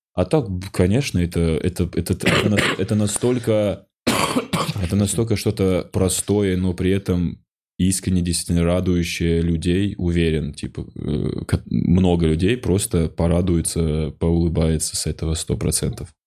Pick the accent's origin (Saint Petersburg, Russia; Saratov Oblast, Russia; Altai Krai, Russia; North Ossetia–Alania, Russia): North Ossetia–Alania, Russia; moved away as an adult; я из Осетии